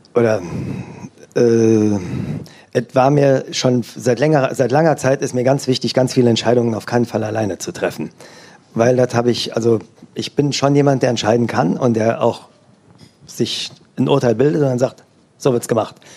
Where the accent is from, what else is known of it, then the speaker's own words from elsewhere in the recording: Eifel, Rhineland-Palatinate, Germany; now in Oberissigheim, Germany; ich komme aus der Eifel